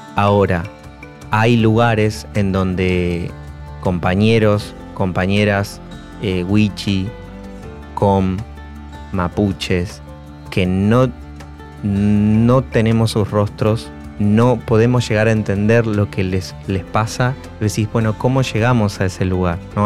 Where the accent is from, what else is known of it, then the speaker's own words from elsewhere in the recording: Argentina; soy un argentino marrón